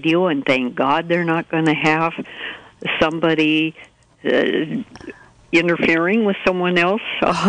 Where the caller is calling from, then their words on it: Fort Bragg, California, United States; I'm calling from Fort Bragg